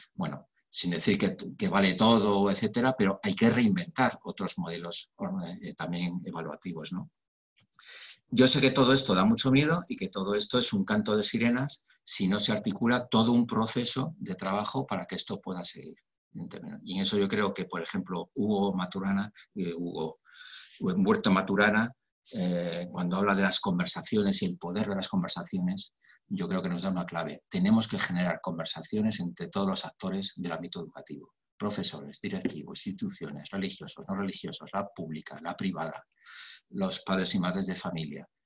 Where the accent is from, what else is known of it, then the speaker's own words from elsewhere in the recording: Spain; mi país, en España